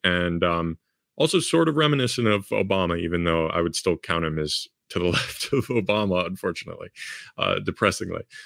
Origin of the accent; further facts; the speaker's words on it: Chicago, Illinois, United States; here in, in my hometown